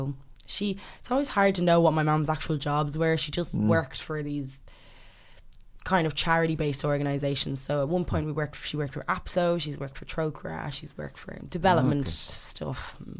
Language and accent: English; Ireland; born or raised there; first language English; also born or lived in London / The Gambia / Sierra Leone